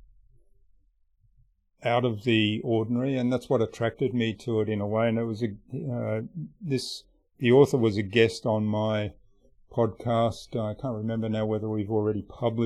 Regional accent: Australia; I'm Australian

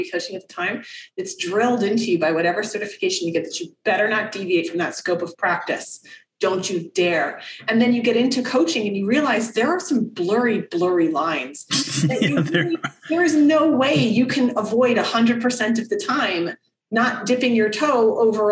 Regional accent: United States; moved away; also born or lived in Czech Republic; as an American

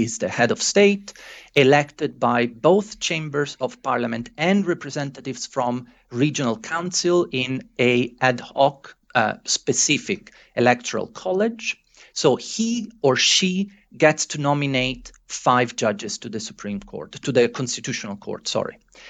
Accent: Italy; I might be biased, fair enough, I'm originally from Italy, but I do think that the Italian system represents a very good compromise.

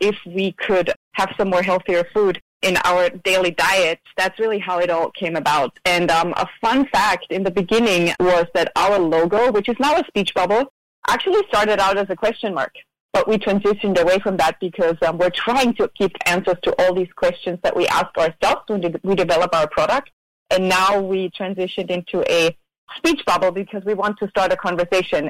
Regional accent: Austria; moved away as an adult; now in Maui, United States; born and raised in Austria

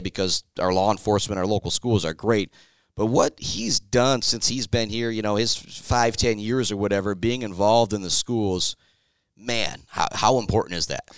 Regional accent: Shepherd, Michigan, United States; I'm from Shepherd

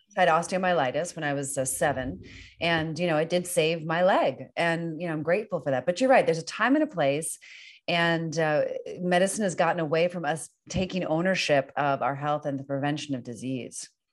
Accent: Northern Virginia, United States; now in California, United States; I'm from Northern Virginia

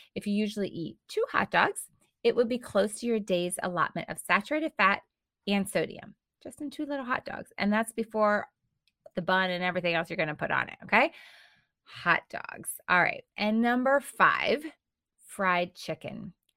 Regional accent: United States; such a part of our culture and such a part of our lifestyle as Americans

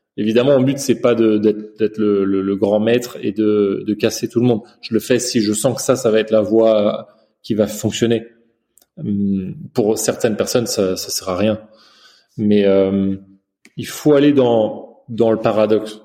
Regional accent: China; j'ai grandi en Chine et depuis petit

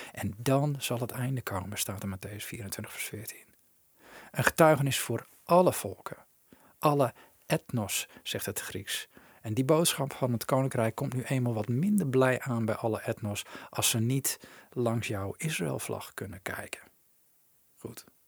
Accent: Netherlands; als Nederlanders

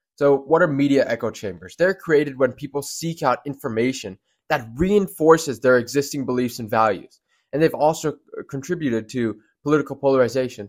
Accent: Georgia, United States; Georgia is where I'm from, it's my home state.

